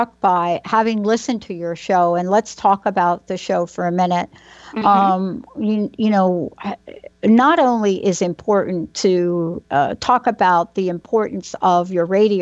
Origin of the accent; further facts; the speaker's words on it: New York City, New York, United States; now in New Jersey, United States; I was born in the Bronx.